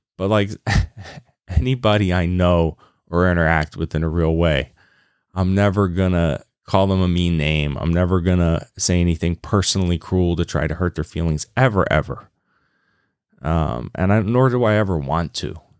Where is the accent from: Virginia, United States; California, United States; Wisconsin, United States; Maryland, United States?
Virginia, United States; Lynchburg; I grew up in Virginia in Lynchburg, Virginia